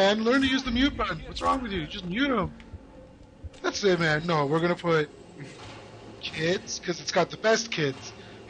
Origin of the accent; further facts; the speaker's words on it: Canada; also born or lived in Kitchener, Ontario; I'm from Canada.